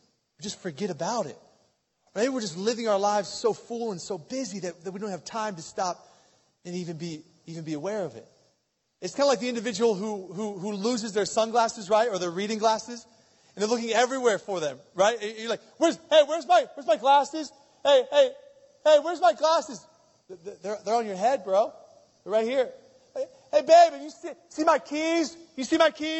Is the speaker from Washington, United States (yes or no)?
no; outside of Philadelphia, Pennsylvania, United States; now in Columbus, United States; I'm originally from Pennsylvania, outside of Philadelphia, PA.